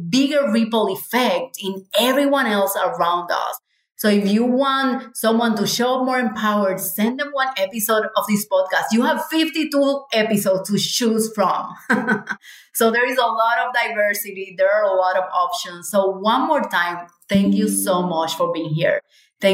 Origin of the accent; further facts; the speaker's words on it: Cuba; moved away; we are from Cuba.